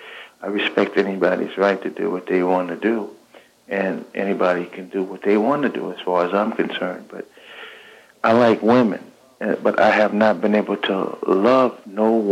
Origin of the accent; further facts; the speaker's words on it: Los Angeles, California, United States; I grew up here in South Central Los Angeles